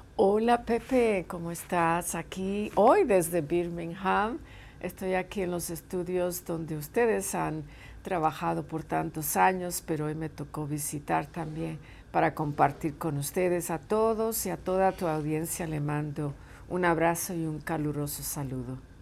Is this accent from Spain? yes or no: no; Puerto Rico; now in California, United States; tengo muchos lazos con mi, con mi isla, con mi país de origen.